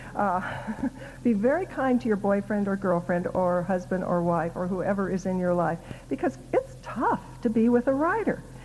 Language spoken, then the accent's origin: English; Council Bluffs, Iowa, United States; When I was growing up in Iowa, the only people I knew who wrote books were dead. so I figured people who wrote books were gods and goddesses. I didn't think a kid from Council Bluffs, Iowa could grow up to write books.